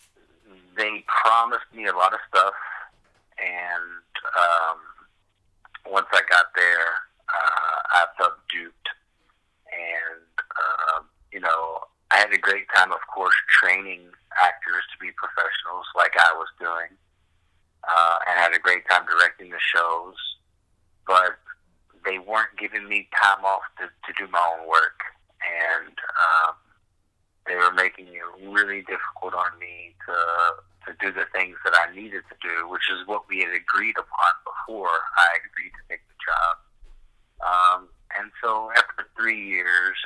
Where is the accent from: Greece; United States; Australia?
United States; Louisville, Kentucky; moved away as an adult; also born or lived in South Carolina; now in Los Angeles, United States; I'm originally from Louisville, which is why I sound the way I sound